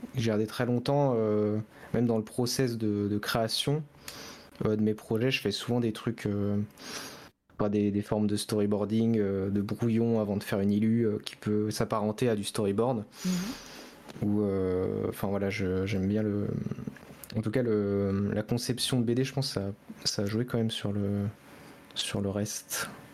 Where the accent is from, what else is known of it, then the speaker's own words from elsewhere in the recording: Angers, Pays de la Loire, France; Je suis de Angers